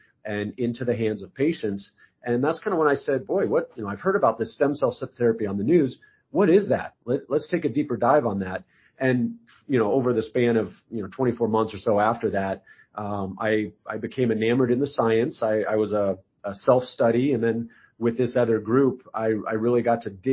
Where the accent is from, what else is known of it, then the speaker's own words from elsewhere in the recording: Arizona, United States; I'm from Arizona. I lived in Arizona at the time.